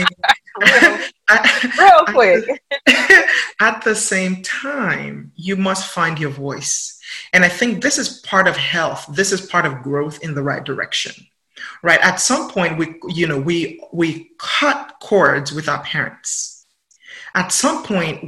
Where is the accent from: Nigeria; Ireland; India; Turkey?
Nigeria; accent: Nigerian; also born or lived in England; now in United States; I'm from Nigeria and then we live in England and then I live in the United States.